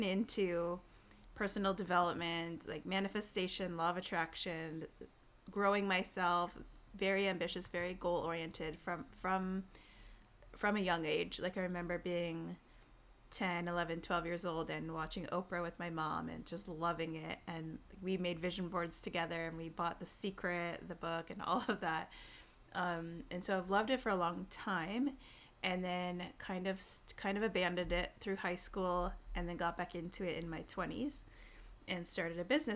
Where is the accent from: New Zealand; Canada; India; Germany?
Canada; Tyendinaga Mohawk Territory, southern Ontario; born and raised in Tiendanega Mohawk Territory, which is a small First Nations reservation in southern Ontario